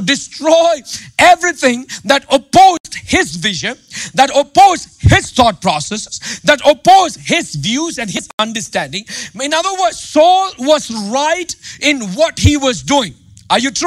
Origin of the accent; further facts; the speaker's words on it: India; English is a second language; moved away; I grew up in India, man. You see my accent. You see my mistakes in my grammar and all